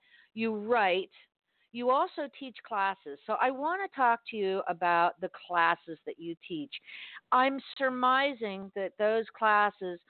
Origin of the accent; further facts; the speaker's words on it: Miami, Florida, United States; I grew up in Miami, which even though it's geographically South, it's not the South